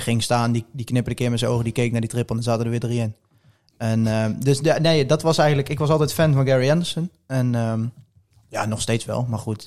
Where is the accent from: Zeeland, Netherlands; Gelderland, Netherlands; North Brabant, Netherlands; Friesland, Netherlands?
Gelderland, Netherlands; Poederoijen; ik kom uit Poederooi en ik was tien, elf jaar oud.